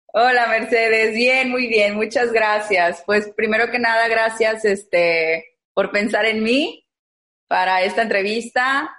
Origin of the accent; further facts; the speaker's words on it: Monterrey, Nuevo León, Mexico; Yo soy regia 100%, de aquí de Monterrey